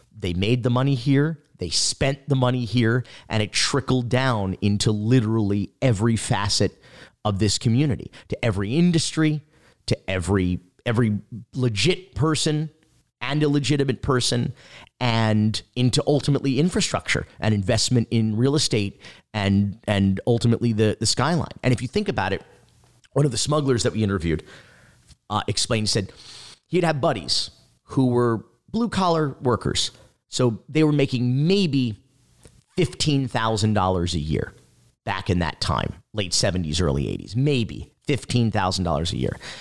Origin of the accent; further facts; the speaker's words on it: North Miami Beach, Florida, United States; also born or lived in Fort Myers, Florida; we moved down here to the North Miami Beach area